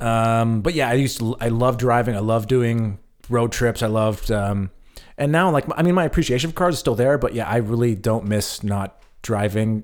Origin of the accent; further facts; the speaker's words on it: United States; moved away as an adult; now in Germany; America is my home. Um, I am an American still